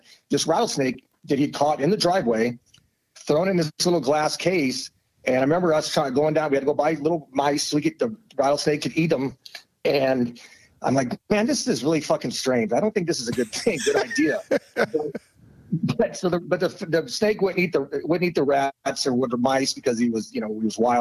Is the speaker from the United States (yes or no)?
yes; Omaha, Nebraska, United States; I'm an Omaha kid and Nebraska kid.